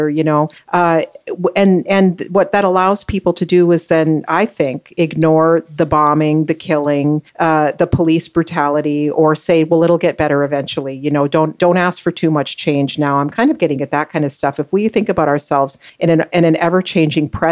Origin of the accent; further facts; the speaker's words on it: South Dakota, United States; moved away as an adult; also born or lived in Boston / Cambridge; now in Canada; South Dakota, where I grew up